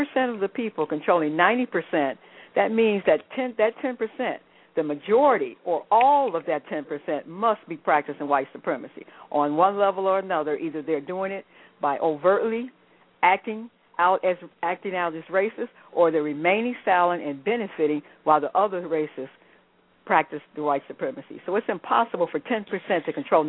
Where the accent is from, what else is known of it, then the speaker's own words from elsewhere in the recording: United States; growing up in the United States